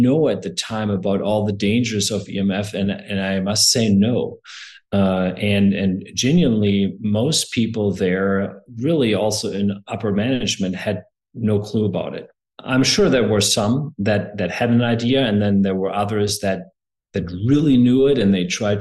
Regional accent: Germany; moved away as an adult; also born or lived in Seattle, United States; now in United States; I'm from Germany originally. I am German, but I'm also American.

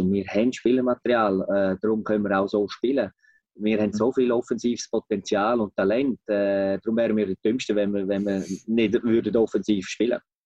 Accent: Switzerland; bei uns in der Schweiz

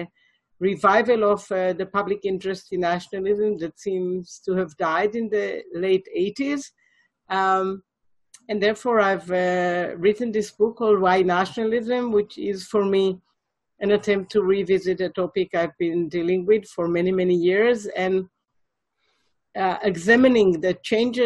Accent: Israel; English is a second language; I'm from Israel

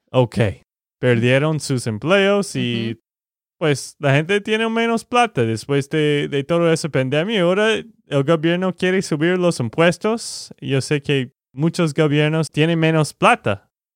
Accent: Texas, United States; de Texas, Estados Unidos

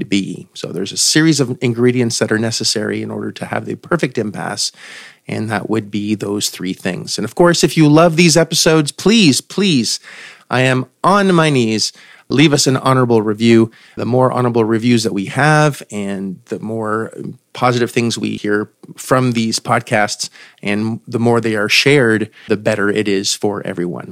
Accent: Canada; I am also Canadian

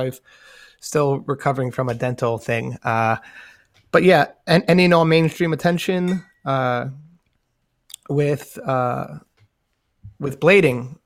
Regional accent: New York City, New York, United States; I'm from Staten Island

